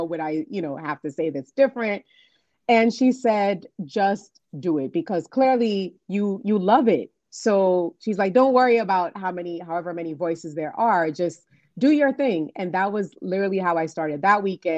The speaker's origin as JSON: {"language": "English", "country": "Nigeria", "tie": "born or raised there", "also_born_or_lived": "New York, United States", "moved": "as an adult", "lives_now": "DC, Maryland, Virginia area, United States", "said": "I'm originally from Nigeria"}